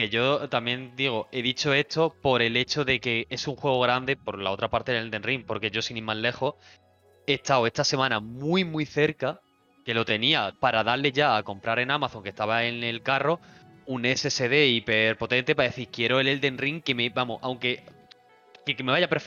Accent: Argentina; No soy italiano. Yo soy argentino.

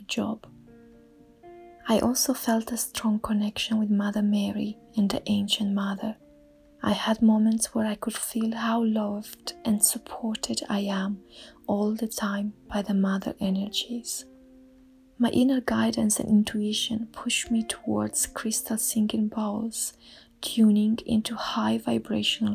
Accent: Romania; now in England; I'm originally from Romania and I currently live in England.

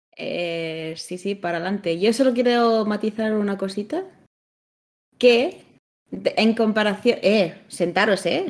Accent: Lleida, Catalonia, Spain; moved away; cuando me fui de Lleida

